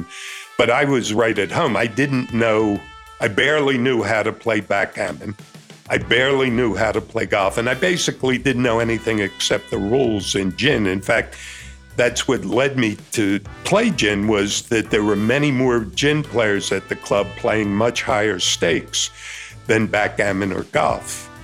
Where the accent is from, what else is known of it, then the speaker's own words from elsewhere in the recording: Philadelphia, Pennsylvania, United States; also born or lived in California; I was born in California, raised in Philadelphia